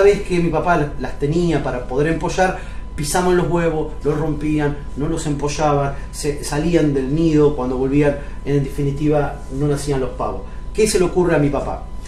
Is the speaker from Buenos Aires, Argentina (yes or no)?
no; Cipolletti, Río Negro, Argentina; Yo me crié en Chipoleti, en Río Negro, en La Chacra